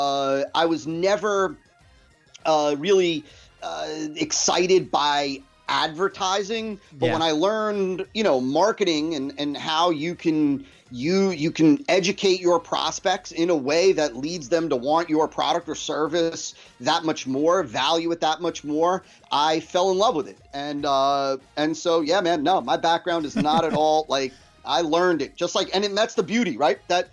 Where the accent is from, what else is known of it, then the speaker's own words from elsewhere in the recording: New Jersey, United States; was born and raised in New Jersey